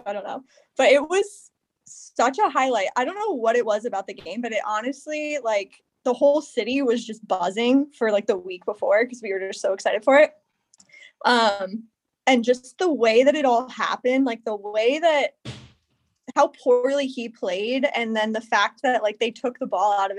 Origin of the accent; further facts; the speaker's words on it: Seattle, Washington, United States; now in Portland, United States; I'm from Seattle, right. But now I live in Portland.